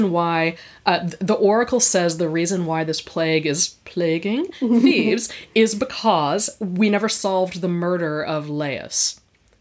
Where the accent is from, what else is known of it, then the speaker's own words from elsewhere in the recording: United States; I'm an American.